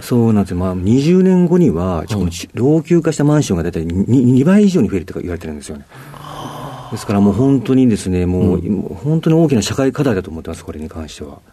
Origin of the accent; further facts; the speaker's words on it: Tsuruga, Fukui, Japan; moved away as an adult; also born or lived in Nagoya; 出身は、あの、福井県の敦賀市というところになります